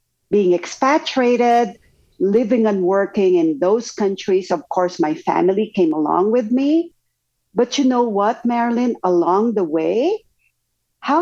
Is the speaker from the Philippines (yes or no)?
yes; Philippines; moved away as an adult; also born or lived in Japan / Belgium / Singapore; now in United States; I'm originally from the Philippines, was expatriated in Japan, in Belgium, Singapore, and in the US before permanently migrating to the US.